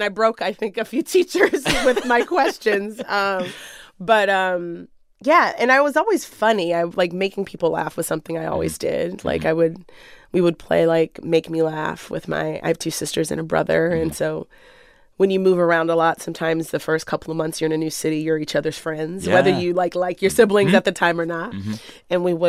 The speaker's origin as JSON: {"language": "English", "town": "Waldorf", "region": "Maryland", "country": "United States", "said": "mostly I feel like wherever you go to prom is like where you're from. that for me, that was Maryland, Southern Maryland, and Waldorf."}